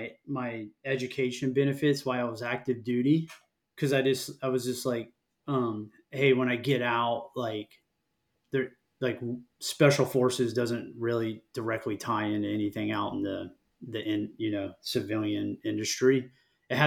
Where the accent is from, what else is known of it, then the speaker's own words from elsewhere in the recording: Florida Keys, United States; I grew up here in Florida, down in on an island in the Florida Keys, like south of Key Largo.